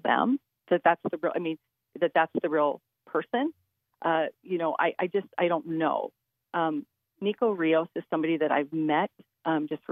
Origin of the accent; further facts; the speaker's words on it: Williston, North Dakota, United States; am from Williams County. I'm from Williston.